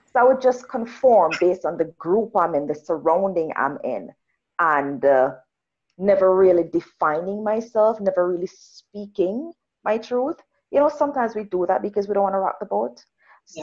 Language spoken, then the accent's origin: English; Jamaica; now in Canada; I'm Jamaican, rural Jamaican.